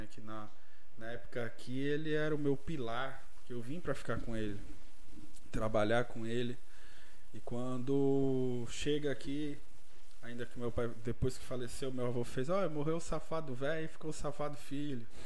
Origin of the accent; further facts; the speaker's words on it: Guarulhos, São Paulo, Brazil; moved away; de Guarulhos. Nascido e criado em Guarulhos.